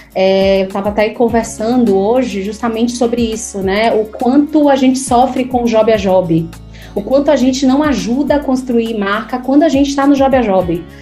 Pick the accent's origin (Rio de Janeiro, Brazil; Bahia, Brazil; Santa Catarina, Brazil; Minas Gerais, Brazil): Bahia, Brazil; Salvador; Eu nasci em Salvador, é, me formei em Salvador